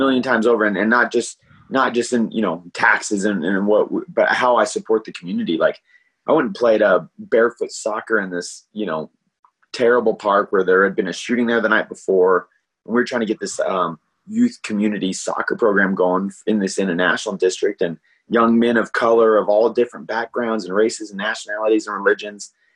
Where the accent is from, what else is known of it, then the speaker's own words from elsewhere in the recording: Albuquerque, New Mexico, United States; also born or lived in El Paso, Texas; We moved up to Albuquerque when I was a little boy, and uh, and I was raised in part of Albuquerque